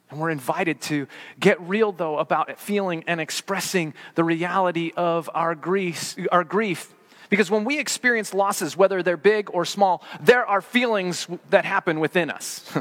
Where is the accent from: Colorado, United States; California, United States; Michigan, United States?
Colorado, United States; growing up in Colorado